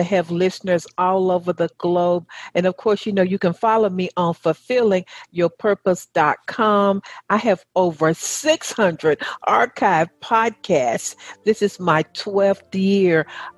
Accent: the South, United States; accent: southern; my southern accent and dialect

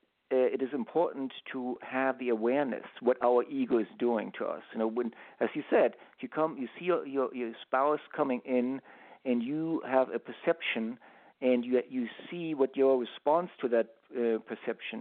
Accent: Germany; now in United States; I grew up in Europe, I grew up in Germany, and in Germany we held on to our Sundays

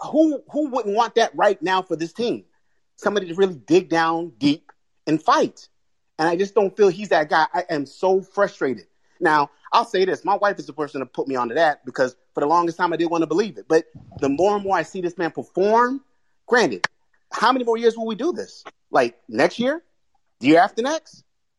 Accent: Boston, Massachusetts, United States; now in Washington, D.C., United States; I'm from Boston, born in Boston, I don't live there now. I live in D.C.

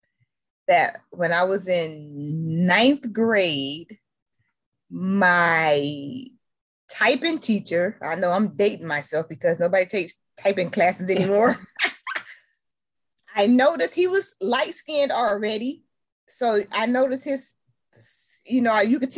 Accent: Detroit, Michigan, United States; I'm from Detroit, Michigan

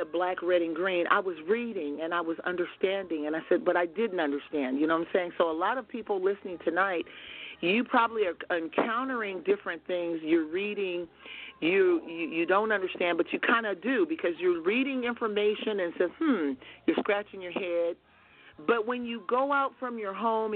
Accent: United States; from the United States

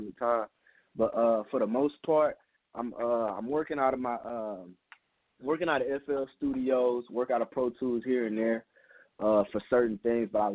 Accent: Louisiana, United States; also born or lived in New Orleans; I'm from Louisiana. I claim the whole state. Main reason why, because I done live pretty much everywhere. I live in New Orleans right now

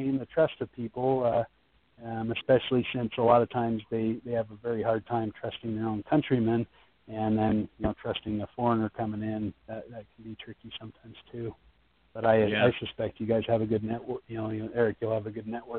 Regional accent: United States; being an American

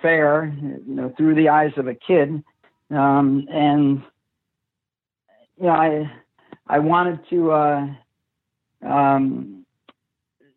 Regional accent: Fair Lawn, New Jersey, United States; also born or lived in Paterson, New Jersey; born in Paterson, New Jersey. I grew up in Fairlawn

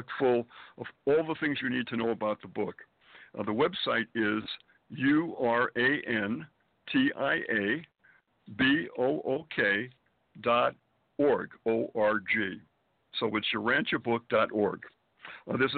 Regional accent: Springfield, Massachusetts, United States; born or raised there; moved away as an adult; also born or lived in Boston, Massachusetts / Manhattan, New York; now in New York City, United States

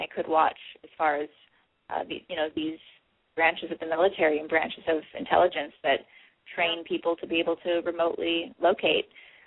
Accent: Hawaii, United States; I grew up in Hawaii

